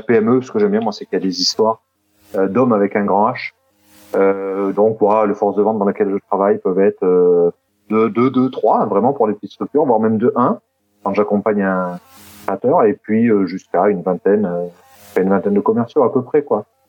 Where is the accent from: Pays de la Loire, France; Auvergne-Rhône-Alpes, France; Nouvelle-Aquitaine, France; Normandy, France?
Auvergne-Rhône-Alpes, France; Clermont-Ferrand; moved away as an adult; also born or lived in south-east France; now in Toulouse, France; mais je suis pas toulousain, moi, je suis de Clermont-Ferrand à la base